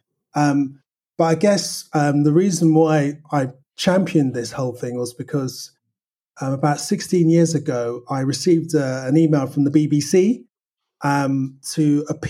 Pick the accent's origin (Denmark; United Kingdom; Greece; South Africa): United Kingdom; London; I was born in Northwest London